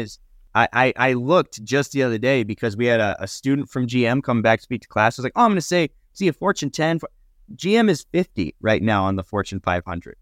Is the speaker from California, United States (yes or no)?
no; Nevada, United States; moved away; where I grew up in Nevada